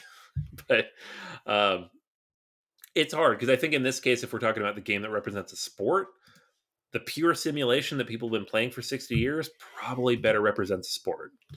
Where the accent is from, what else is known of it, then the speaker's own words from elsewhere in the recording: Seattle, Washington, United States; I grew up in Seattle